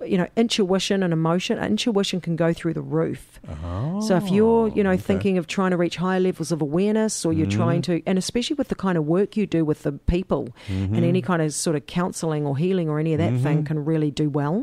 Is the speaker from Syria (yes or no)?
no; New Zealand; We do the date round the other way in New Zealand